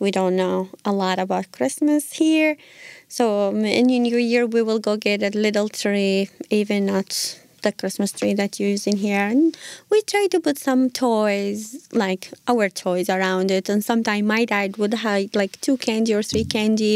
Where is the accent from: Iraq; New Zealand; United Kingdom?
Iraq; moved away as an adult; now in United States; originally I'm from Iraq.